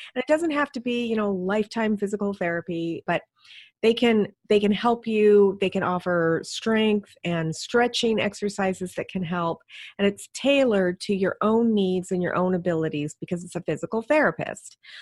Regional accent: Alaska, United States; moved away; I grew up in Alaska

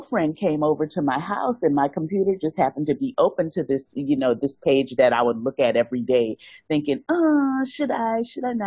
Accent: New Orleans, Louisiana, United States; moved away as an adult; now in Hong Kong; I'm originally from New Orleans

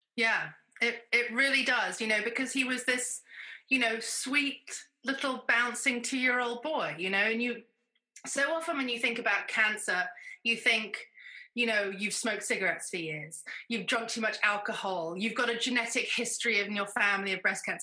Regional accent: United Kingdom; now in United States; I'm a Brit, but I live in America.

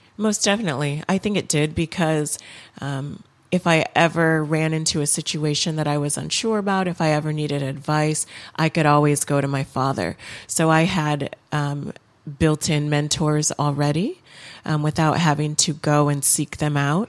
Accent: Lansing, Michigan, United States; also born or lived in Los Angeles; I spent most of my childhood in and around Lansing, Michigan, Um, but my parents did move us to Los Angeles for about three years while I was in elementary school.

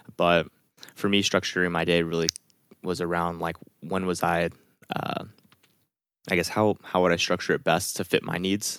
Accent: California, United States; I'm from California

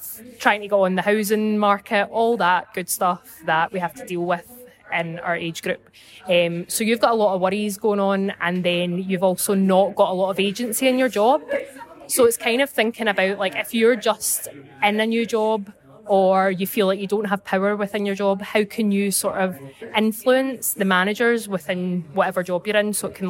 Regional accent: Clydebank, Scotland, United Kingdom; I'm from Clydebank, just outside Glasgow. So it's really exciting to be part of COP26 in my hometown.

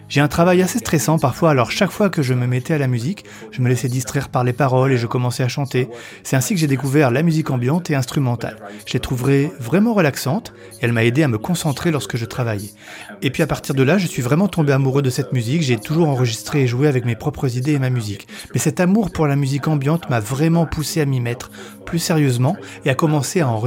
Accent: Colchester, East of England, United Kingdom; French is a second language; also born or lived in Newcastle; alors je suis né à Newcastle, mais quand j'avais 4 ans, notre famille a déménagé à Colchester, dans l'Essex. Nous y avons vécu jusqu'à mes 18 ans et nous sommes retournés dans le nord, à Newcastle.

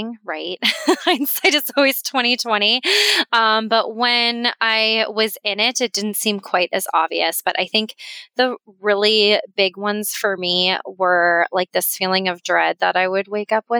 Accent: Colorado, United States; moved away as an adult; also born or lived in Florida; now in Sarasota, United States; I'm from Colorado, and that's where my group practice was

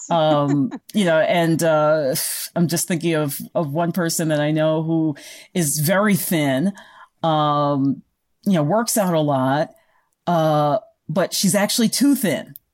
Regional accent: United States; as Americans or North Americans

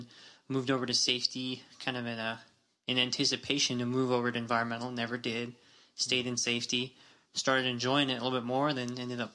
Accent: Tuba City, Arizona, United States; Born and raised Arizona, Tuba City specifically

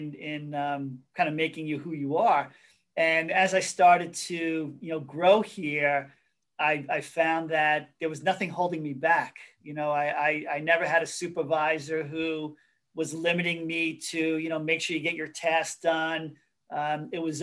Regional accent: Hicksville, New York, United States; I grew up in Hicksville

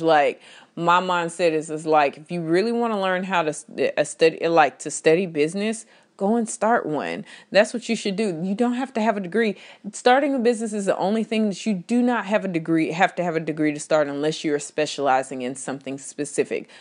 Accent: Texas, United States; I am from Texas.

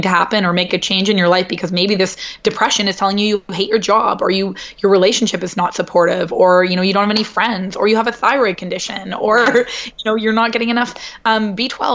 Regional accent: Canada; moved away as an adult; now in New York, United States; growing up in Canada

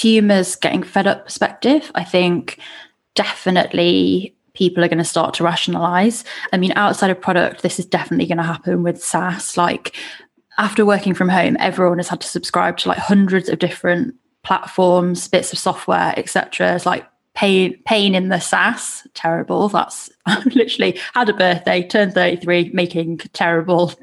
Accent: United Kingdom; We're British

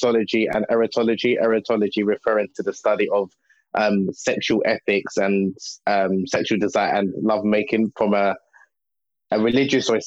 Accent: Nigeria; I'm originally from Nigeria, West Africa

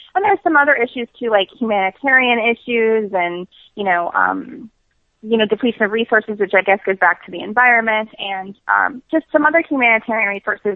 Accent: New York, United States; I'm from New York

